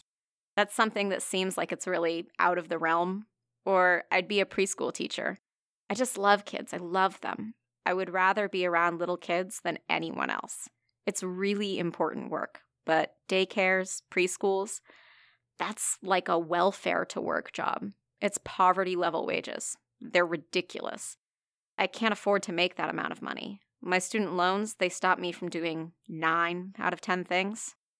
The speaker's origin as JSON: {"language": "English", "town": "Akron", "region": "Ohio", "country": "United States", "tie": "born or raised there", "said": "I grew up in Akron, Ohio, and I went to school in that area."}